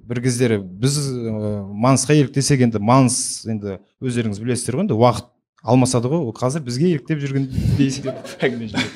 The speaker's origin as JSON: {"language": "Kazakh", "country": "Kazakhstan", "said": "енді барлығымыз қазақпыз ғой енді сондықтан енді жаным қазақ болғаннан кейін болмысым қазақ болғаннан кейін"}